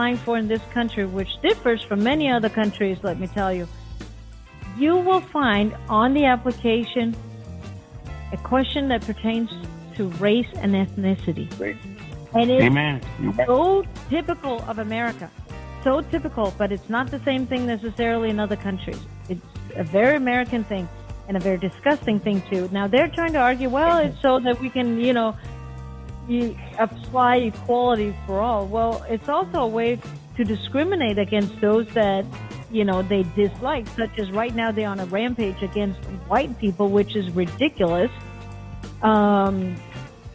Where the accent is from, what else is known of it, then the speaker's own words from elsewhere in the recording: Denmark; moved away as an adult; now in Miami, United States; I grew up in Denmark